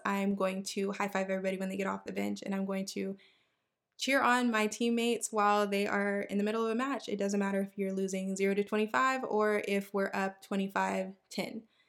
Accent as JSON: {"language": "English", "town": "Houston", "region": "Texas", "country": "United States", "tie": "born or raised there", "said": "I am from Houston, Texas, born and raised"}